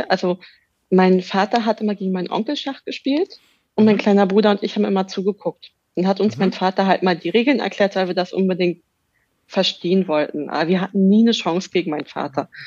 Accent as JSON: {"language": "German", "region": "Berlin", "country": "Germany", "tie": "born or raised there", "said": "Ja, ja, ich bin gebürtige Berlinerin."}